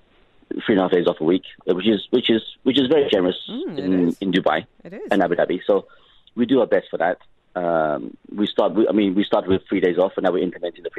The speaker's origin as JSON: {"language": "English", "town": "Liverpool", "region": "North West England", "country": "United Kingdom", "tie": "born or raised there", "moved": "yes", "said": "I grew up in Liverpool. I was born in Liverpool, UK."}